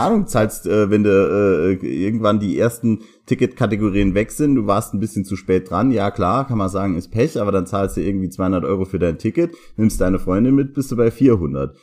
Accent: Saarbrücken, Saarland, Germany; Hier bei uns in Saarbrücken

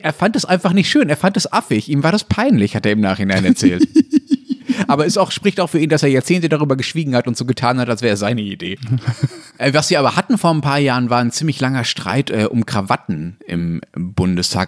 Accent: Essen region, North Rhine-Westphalia, Germany; Ich bin meiner Heimatregion halt äh, in besonderer Zuneigung verbunden

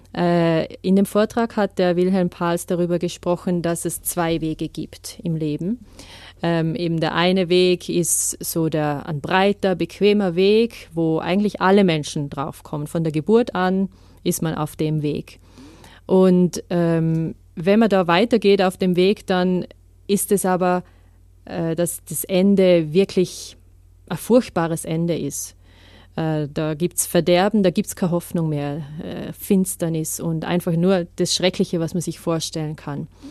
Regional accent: Vorarlberg, Austria; moved away as an adult; Ich bin in Vorarlberg aufgewachsen, bin eigentlich Schweizerin und Französin, aber habe mein ganzes Leben in Österreich verbracht

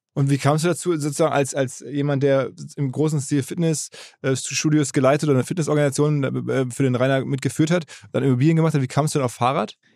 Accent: Essen, North Rhine-Westphalia, Germany; ich bin da in Essen geboren

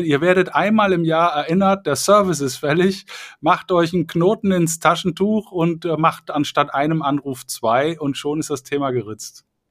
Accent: Cologne, North Rhine-Westphalia, Germany; ich komme ja aus Köln

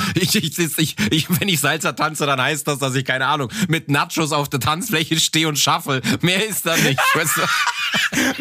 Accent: Cologne, North Rhine-Westphalia, Germany; accent: Kölsch; now in Munich, Germany; wenn ich den Kölschen Dialekt höre, dass ich, da ich das ja mit Heimat verbinde

